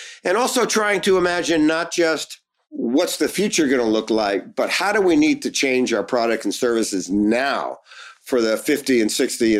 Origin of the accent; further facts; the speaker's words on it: Newark, New Jersey, United States; I grew up in Newark, New Jersey